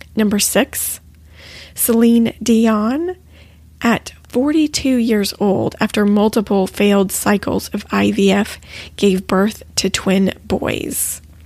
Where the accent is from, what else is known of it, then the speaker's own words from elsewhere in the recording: Texas, United States; we're both actually from Texas